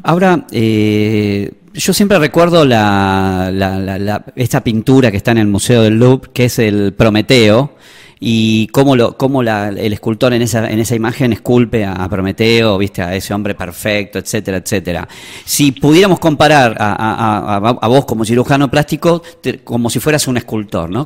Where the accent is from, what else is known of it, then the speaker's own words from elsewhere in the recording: Buenos Aires, Argentina; also born or lived in Tucumán; now in San Miguel de Tucumán, Argentina; desde que estoy viviendo acá en Tucumán, yo soy de Buenos Aires, así que adopté Tucumán como mi segundo hogar